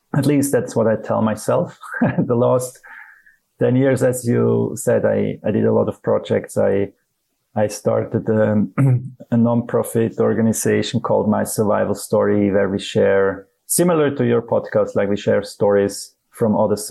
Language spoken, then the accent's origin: English; Zurich, Switzerland; I'm from Switzerland. I grew up here in Zurich, beautiful town